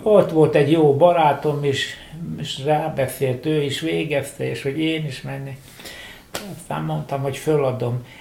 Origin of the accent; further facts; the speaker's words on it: Budapest, Hungary; én pesti vagyok, és ott lakom, ott a egész család